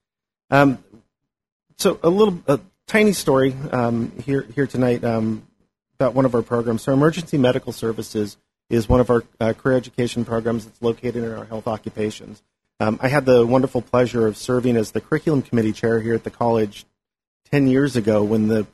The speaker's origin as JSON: {"language": "English", "town": "Angwin", "region": "California", "country": "United States", "tie": "born or raised there", "also_born_or_lived": "St. Helena", "said": "I've grown up here in the Valley. I'm from St. Helena, Angwin, really"}